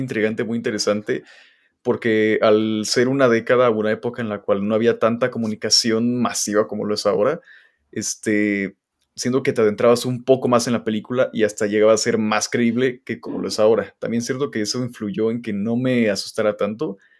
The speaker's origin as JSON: {"language": "Spanish", "country": "Mexico", "said": "Soy mexicano"}